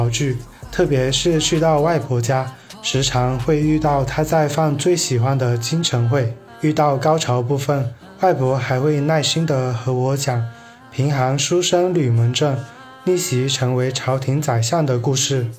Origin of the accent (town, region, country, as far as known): Shantou, Guangdong, China